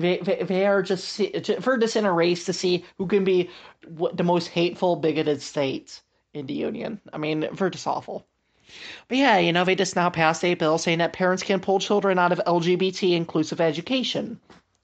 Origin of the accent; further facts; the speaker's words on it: Ohio, United States; like the church I grew up in Ohio, like just about every family homeschooled.